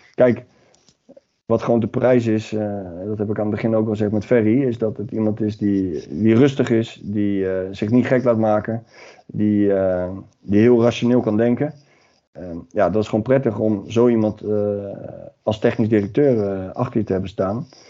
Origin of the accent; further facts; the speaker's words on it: The Hague, South Holland, Netherlands; Ik kom uit Den Haag